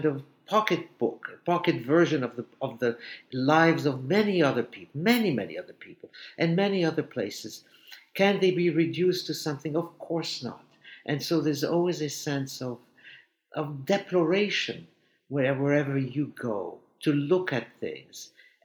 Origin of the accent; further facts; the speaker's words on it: Egypt; now in New York, United States; my past as a Jewish boy growing up in Egypt